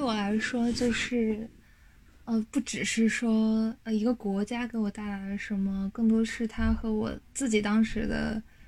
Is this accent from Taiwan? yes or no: no; China; moved away as an adult; 我作为一个中国人